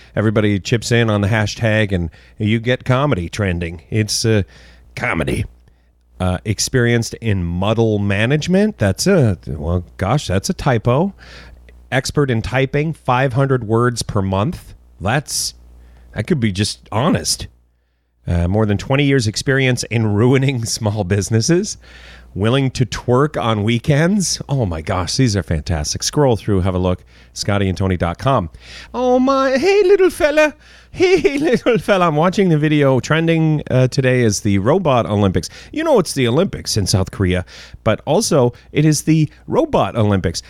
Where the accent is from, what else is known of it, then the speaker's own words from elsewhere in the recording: Canada; as a Canadian